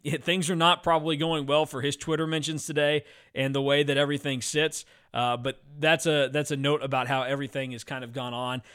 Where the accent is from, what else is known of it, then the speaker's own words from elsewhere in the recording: Hutchinson, Kansas, United States; growing up in Hutchinson, Kansas